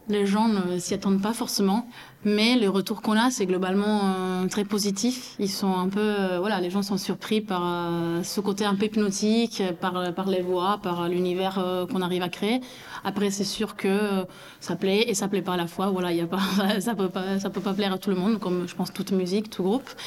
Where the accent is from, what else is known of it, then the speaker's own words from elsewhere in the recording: Toulouse, Occitania, France; Et voilà, on vient tous de Toulouse euh, ou aux alentours.